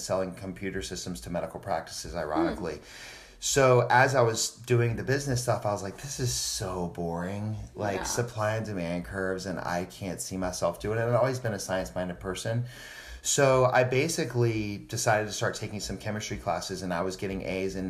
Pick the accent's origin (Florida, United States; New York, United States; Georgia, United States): Georgia, United States; moved away as an adult; now in Scottsdale, United States; I grew up in Georgia and I'm a plastic surgeon here in Scottsdale, Arizona. I've been out here since 2009.